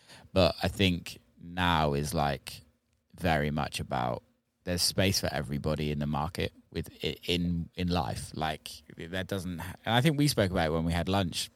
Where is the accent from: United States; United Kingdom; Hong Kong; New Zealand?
United Kingdom; Bristol area, South West England; also born or lived in Cheddar; I say I'm from Bristol because it's easy to say from where I'm actually from